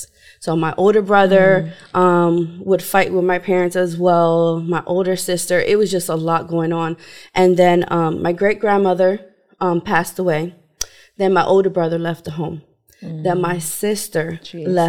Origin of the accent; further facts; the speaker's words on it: New York, United States; I was brought up in New York with my mom, my dad, my siblings